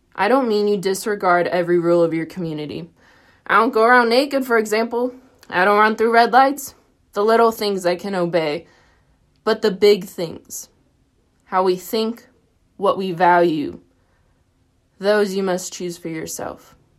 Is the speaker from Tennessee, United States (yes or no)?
yes; Tennessee, United States; moved away as an adult; now in Dayton, United States; I'm from Tennessee. I grew up hiking the Smokies a lot